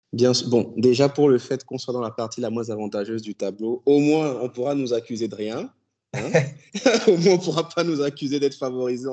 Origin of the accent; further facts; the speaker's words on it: Cameroon; nous, on est de l'Afrique centrale